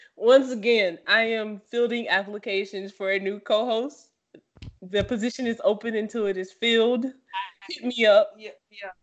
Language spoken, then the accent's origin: English; the South, United States; I'm from the South